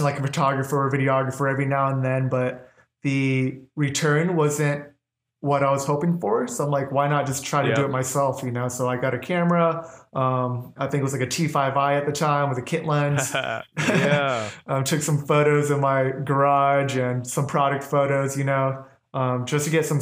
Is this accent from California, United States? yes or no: yes; Orange County, California, United States; moved away as an adult; now in Phoenix, United States; I was born and raised in Orange County, California. That's where I grew up.